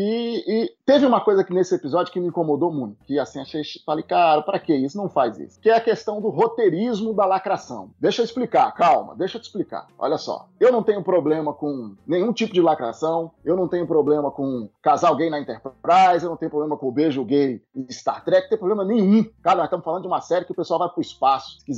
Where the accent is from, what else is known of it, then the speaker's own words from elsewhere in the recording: Rio de Janeiro, Brazil; a gente é, é, carioca é do Rio de Janeiro, mas já tem gente do Brasil inteiro, né?